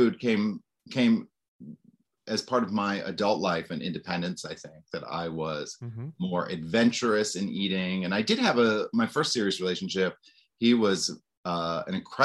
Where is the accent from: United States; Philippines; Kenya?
United States; Maine; moved away; I grew up in Maine